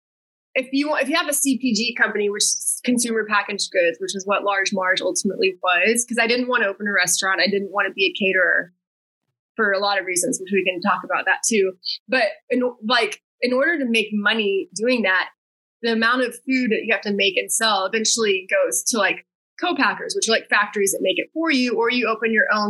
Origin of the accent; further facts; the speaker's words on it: Texas, United States; moved away as an adult; also born or lived in Wichita, Kansas / New York City; now in Los Angeles, United States; I grew up in Texas, and that's like queso is like ubiquitous there